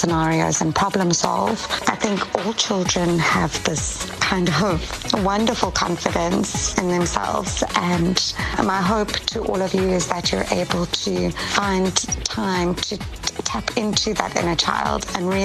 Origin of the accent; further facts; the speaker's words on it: Pretoria, Gauteng, South Africa; moved away as an adult; also born or lived in Cape Town, South Africa / Durban, South Africa; now in Los Angeles, United States; Growing up in Pretoria was great